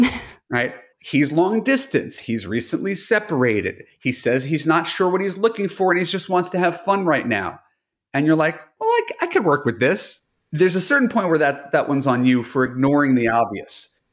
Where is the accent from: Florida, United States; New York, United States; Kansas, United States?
New York, United States; now in Los Angeles, United States; a New Yorker who moved to L